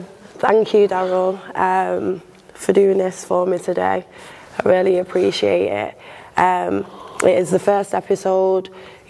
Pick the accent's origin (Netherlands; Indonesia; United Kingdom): United Kingdom; Manchester, North West England; born there; I was born in Manchester. Old Trafford.